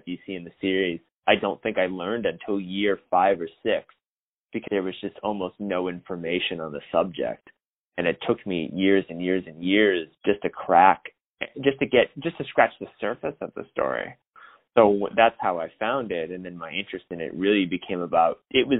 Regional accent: Hampstead, New Hampshire, United States; I'm originally from Hempstead, New Hampshire, which is like a really small town that's like in southern New Hampshire.

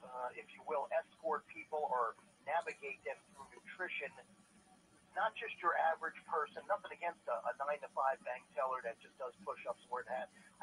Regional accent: St. Petersburg, Florida, United States; I'm from St. Petersburg originally. Went to school there, wrestled at FSU.

